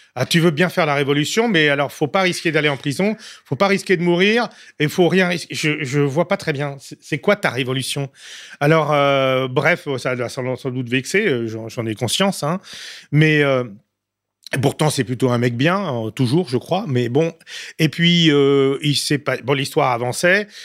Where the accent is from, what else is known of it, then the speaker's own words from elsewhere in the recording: France; en tant que Français